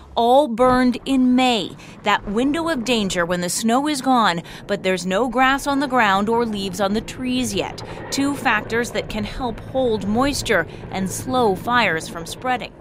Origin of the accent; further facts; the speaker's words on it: Edmonton, Alberta, Canada; I grew up in Edmonton